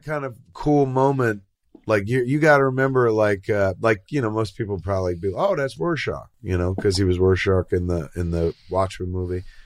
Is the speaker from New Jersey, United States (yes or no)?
yes; New Jersey, United States; accent: Jersey; moved away; I grew up in Jersey